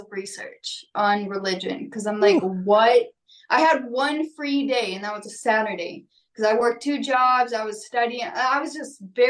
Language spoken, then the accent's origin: English; Minnesota, United States; I went to high school in Minnesota